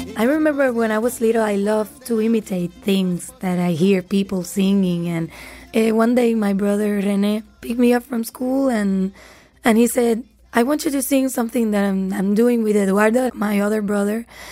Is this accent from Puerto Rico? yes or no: yes; Puerto Rico; I'm from Puerto Rico